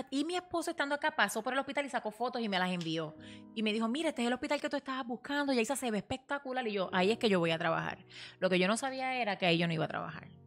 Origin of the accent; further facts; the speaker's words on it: Puerto Rico; moved away as an adult; now in United States; nosotros nos mudamos de Puerto Rico porque pues mi esposo, eh, ¿verdad? Había quedado sin trabajo.